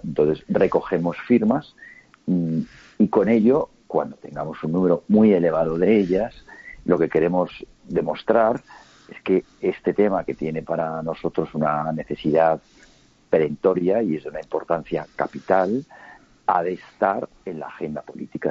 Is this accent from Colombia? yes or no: no; Huesca, Aragon, Spain; Yo soy de Huesca